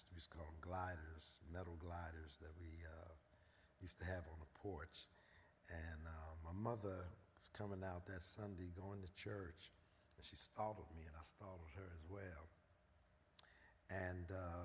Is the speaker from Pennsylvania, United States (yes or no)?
yes; Philadelphia, Pennsylvania, United States; born and raised in North Philadelphia, Raymond Rosen Projects.